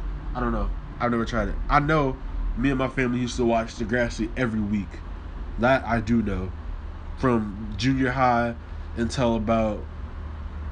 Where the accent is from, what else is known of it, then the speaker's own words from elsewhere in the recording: Louisville, Kentucky, United States; also born or lived in New Orleans, Louisiana; New Orleans is where I'm from. Born, I guess. Most people will say that I'm from Louisville because I've lived here majority of my life